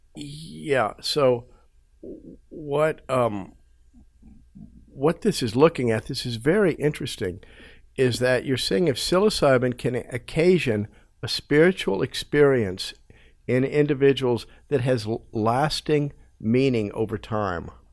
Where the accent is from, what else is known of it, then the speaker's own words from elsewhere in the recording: United States; my life growing up in America